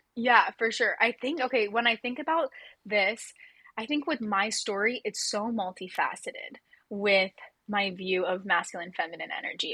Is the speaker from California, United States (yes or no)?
yes; Orange County, California, United States; I grew up in Orange County, California